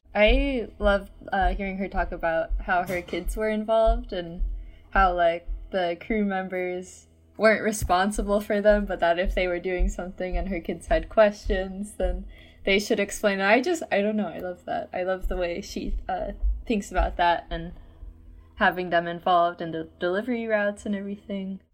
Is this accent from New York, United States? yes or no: no; Georgia, United States; now in Washington, United States; I'm originally from Georgia